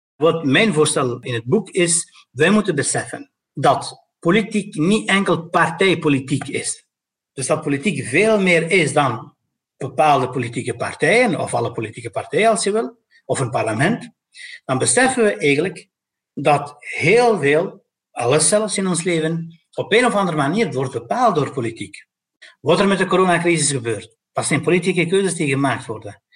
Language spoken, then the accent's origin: Dutch; Brussels, Brussels-Capital Region, Belgium; van mij als Brusselaar, van mij als persoon met migratieachtergrond.